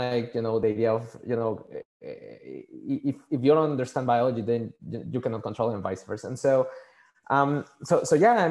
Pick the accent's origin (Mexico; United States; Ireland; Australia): Mexico; Mexico City; first language Spanish; English is a second language; moved away; I was born and raised in Mexico City. So my first language is Spanish.